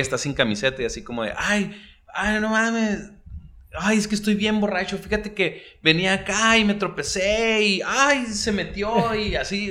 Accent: Mexico; los mexicanos somos más sensatos

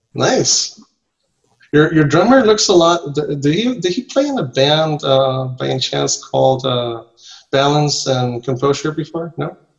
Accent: Nicaragua; English is a second language; moved away as an adult; also born or lived in Costa Rica; now in Mexico; I'm from Central America. I was born in, in Nicaragua. In, nice. Well, in Costa Rica actually, but raised in Nicaragua.

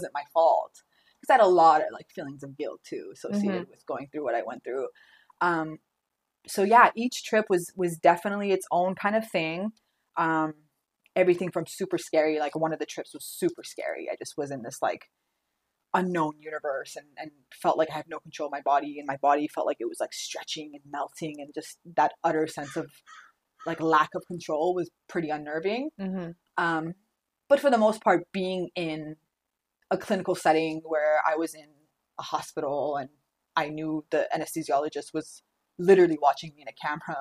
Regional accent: Orange County, California, United States; also born or lived in North Hollywood; when I moved back home, when I moved back to Orange County from North Hollywood

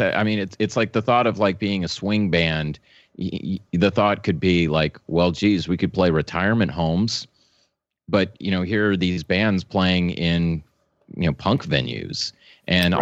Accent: New Orleans, Louisiana, United States; now in Dallas, United States; I was born in New Orleans

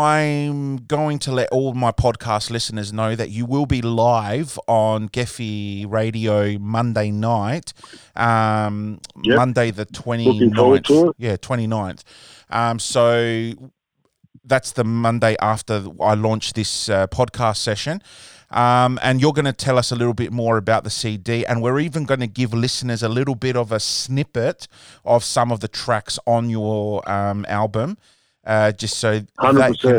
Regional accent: Australia; my podcast is all about, you know, Greeks music. Growing up in Australia

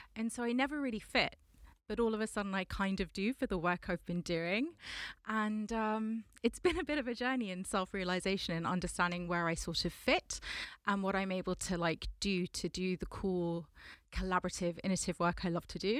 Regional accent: London, United Kingdom; I am a Londoner, born and raised from Southwest London

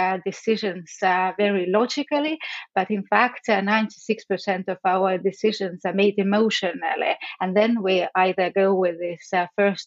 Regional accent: Estonia; I come from Estonia

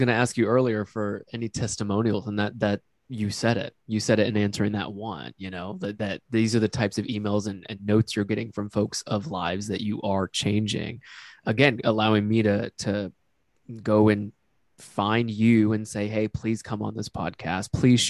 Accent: Japan; also born or lived in United States; You know, so I grew up in Japan and the US. My dad was an Air Force pilot.

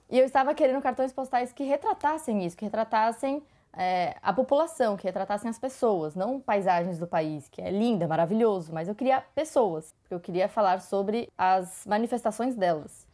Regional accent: São Bernardo do Campo, São Paulo, Brazil; Eu nasci em São Bernardo do Campo.

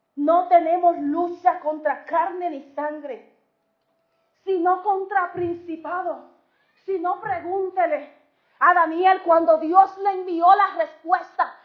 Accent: Dominican Republic; somos dominicanos de pura cepa

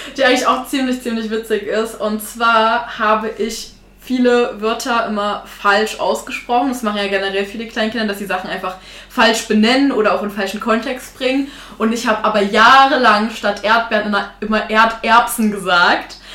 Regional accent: Thuringia, Germany; ich bin halt äh, aus Thüringen, aus so einer kleinen Ecke

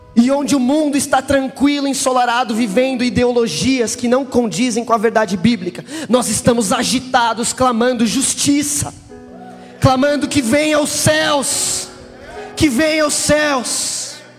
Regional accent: Brazil; eu sou do Brasil

